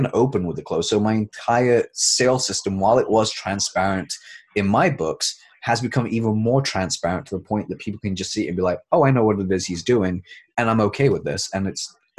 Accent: United Kingdom; We're British

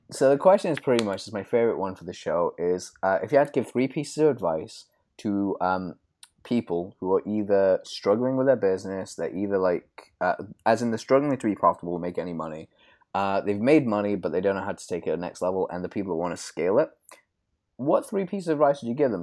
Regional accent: United Kingdom; I'm British

